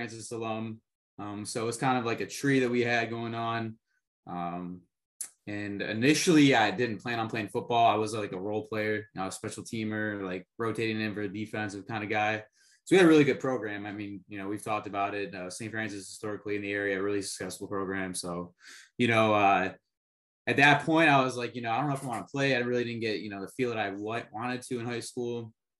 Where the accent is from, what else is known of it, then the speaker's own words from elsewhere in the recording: Colombia; born there; I'm adopted from Colombia, so I kind of, you know, follow all the international policies and affairs kind of guy.